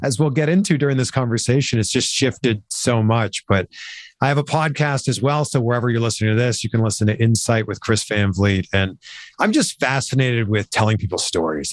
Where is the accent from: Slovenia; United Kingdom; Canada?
Canada; Pickering, Ontario; I grew up in Canada, just outside of Toronto, in a town called Pickering, so just east of Toronto